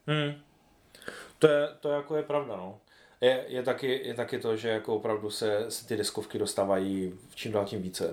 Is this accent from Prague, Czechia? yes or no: no; Ostrava region, Moravian-Silesian Region, Czechia; tady u nás na Ostravsku